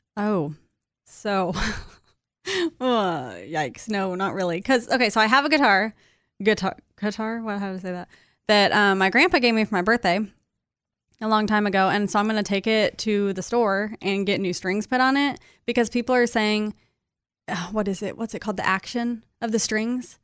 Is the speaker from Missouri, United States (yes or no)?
no; Kansas, United States; moved away; I'm from Kansas